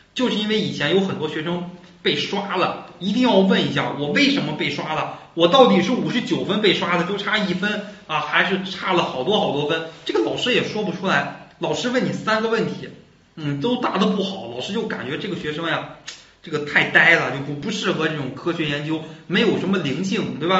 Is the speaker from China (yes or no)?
yes; China; 我们中国人